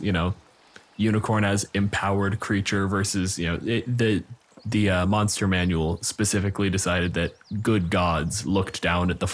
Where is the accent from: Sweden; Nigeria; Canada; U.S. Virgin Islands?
Canada; I'm a physicist from Canada